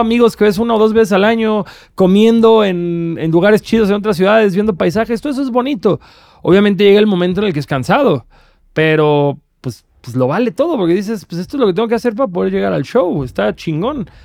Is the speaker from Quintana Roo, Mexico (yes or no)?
yes; Cancún, Quintana Roo, Mexico; soy de Cancún